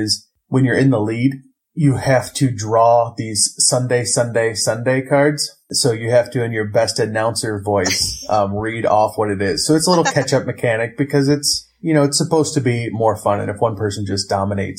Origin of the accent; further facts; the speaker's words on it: Ohio, United States; I'm from Ohio.